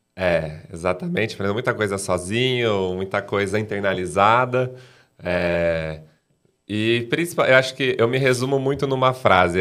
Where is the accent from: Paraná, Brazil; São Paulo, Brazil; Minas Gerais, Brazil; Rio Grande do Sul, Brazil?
São Paulo, Brazil; Cerquilho; moved away; also born or lived in Piracicaba; nasci, morei lá, fiquei lá, estudei lá